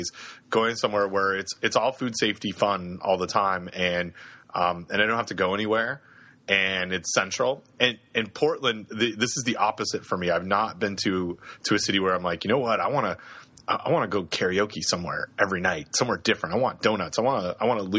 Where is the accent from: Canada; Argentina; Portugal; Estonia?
Canada; now in Raleigh, United States; we, as English Canadians